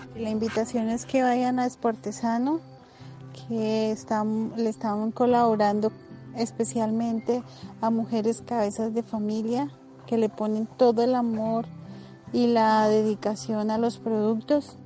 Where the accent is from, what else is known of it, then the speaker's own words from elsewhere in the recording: Tenza, Boyacá, Colombia; soy del municipio de Tensa, Boyacá